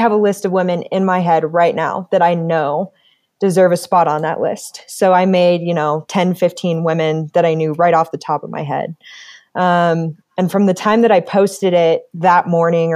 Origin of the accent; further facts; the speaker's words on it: Colorado Springs, Colorado, United States; also born or lived in Longmont, Colorado; I was born and raised here in Colorado Springs